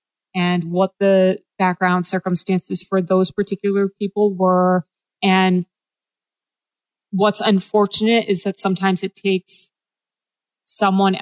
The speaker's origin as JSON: {"language": "English", "region": "New England", "country": "United States", "tie": "born or raised there", "said": "I grew up in New England"}